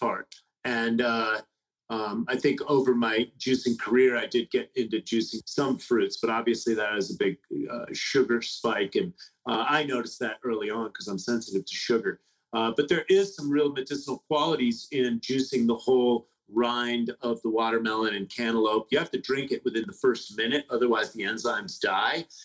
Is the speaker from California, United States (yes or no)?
yes; San Francisco, California, United States; I grew up in the Haight Ashbury in the 60s.